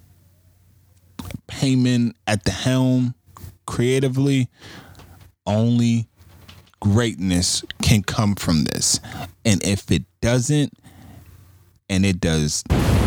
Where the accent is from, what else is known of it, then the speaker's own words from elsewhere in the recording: Buffalo, New York, United States; my hometown where I'm at right now. They will be in Buffalo